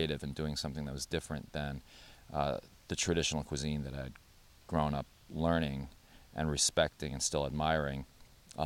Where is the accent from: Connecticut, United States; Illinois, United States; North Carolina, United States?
Connecticut, United States; New Haven; we grew up on Prospect Street, mm-hmm. Not too far from downtown. And when I was small, my mother started Mia's in the apartment at 470 Prospect Street